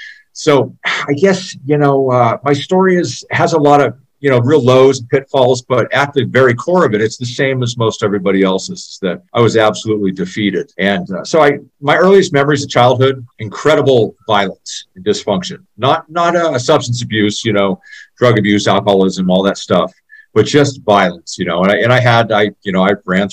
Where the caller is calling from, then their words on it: Boise, Idaho, United States; moved away as an adult; also born or lived in Lewiston, Idaho / Seattle, Washington; I'm calling in from Boise, Idaho. I'm not originally from Idaho, but I've been up here for about 15 years. I came up here, actually about 20 years, in northern Idaho in Lewiston to play baseball at Lewis Clark State College years ago.